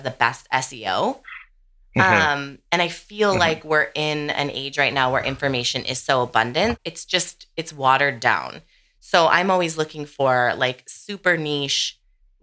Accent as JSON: {"language": "English", "area": "Sonoma County", "region": "Northern California", "country": "United States", "tie": "born or raised there", "said": "I grew up in Northern California, Sonoma County."}